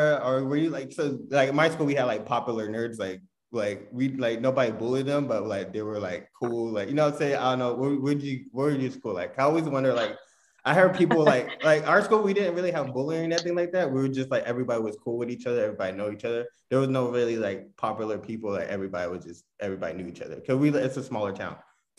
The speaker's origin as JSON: {"language": "English", "town": "Bremerton", "region": "Washington", "country": "United States", "said": "I'm Bremerton, Washington. It's like you take a ferry ride to like, it's like an hour away from Seattle."}